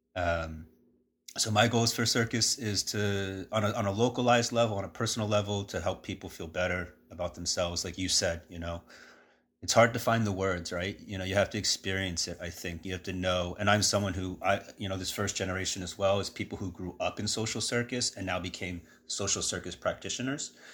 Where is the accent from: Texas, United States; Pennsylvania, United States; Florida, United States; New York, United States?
New York, United States; New York City; moved away; growing up around New York City